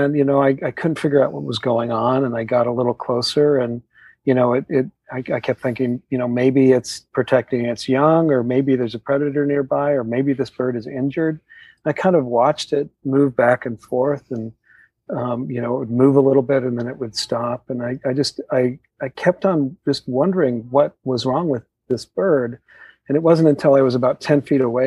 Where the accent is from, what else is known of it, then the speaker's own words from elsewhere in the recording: Utah, United States; I grew up in Utah down the street from someone who had horses